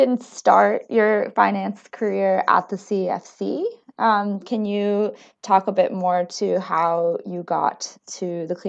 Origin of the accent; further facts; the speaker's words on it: United States; moved away; as an American